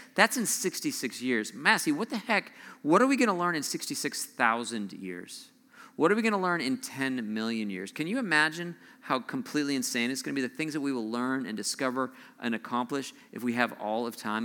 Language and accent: English; Southern California, United States; moved away; I grew up, I grew up in Southern California.